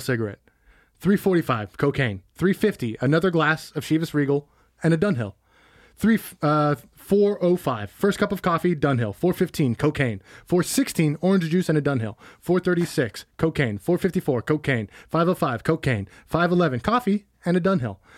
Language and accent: English; Bay Area, California, United States; we're from the Bay